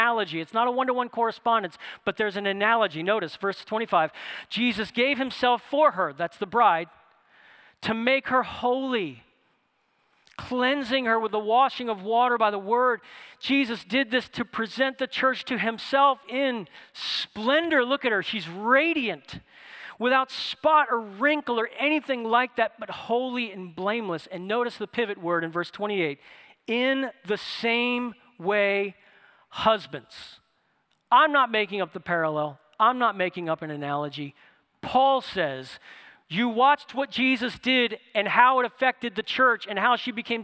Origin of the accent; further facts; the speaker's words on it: New Orleans, Louisiana, United States; moved away; I'm from New Orleans, and I lived in New Orleans